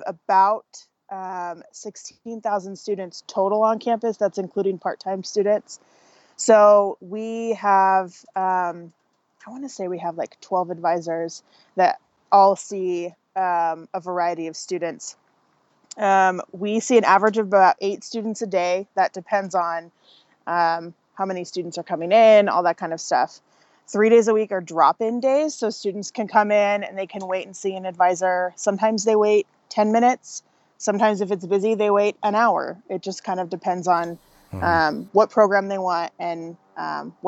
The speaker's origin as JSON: {"language": "English", "town": "Vancouver", "region": "Washington", "country": "United States", "tie": "born or raised there", "also_born_or_lived": "Western North Carolina", "moved": "as an adult", "said": "I decided to move back to my hometown and got a job as an academic advisor at the community college where I got my associate's degree."}